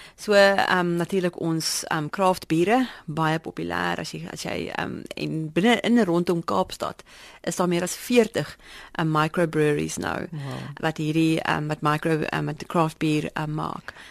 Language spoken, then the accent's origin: Afrikaans; South Africa; ons ons trots as Suid-Afrikaners